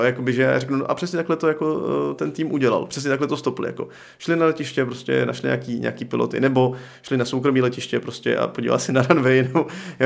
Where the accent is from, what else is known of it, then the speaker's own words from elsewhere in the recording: Czechia; also born or lived in Pardubice, Czech Republic; jako Čech